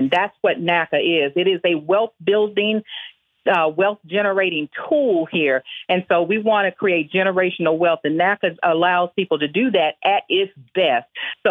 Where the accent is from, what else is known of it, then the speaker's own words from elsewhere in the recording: Houston, Texas, United States; I'm from the Fofo.